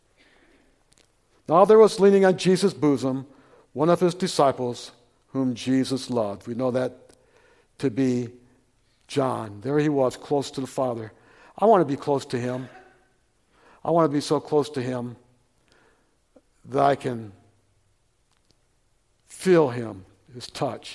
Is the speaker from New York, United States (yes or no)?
no; Flint, Michigan, United States; moved away; I grew up in Flint, Michigan